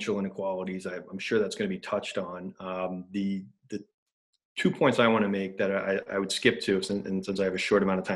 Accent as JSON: {"language": "English", "town": "Upper Darby", "region": "Pennsylvania", "country": "United States", "moved": "yes", "lives_now": "Chicago, United States", "said": "I'm from Upper Darby, not South Philly"}